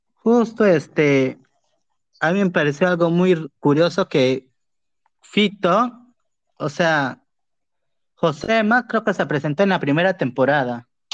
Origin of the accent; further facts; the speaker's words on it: Pucallpa, Ucayali, Peru; yo soy de Pucallpa